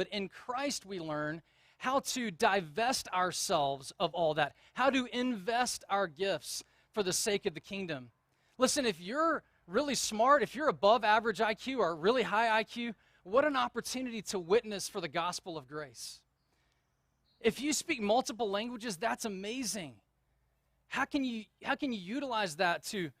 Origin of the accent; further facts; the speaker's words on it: the South, United States; accent: Southern; moved away; when I moved out of the South, I quickly recognized that if you have a Southern accent, people don't take you seriously. And so I was kind of embarrassed about my Southern accent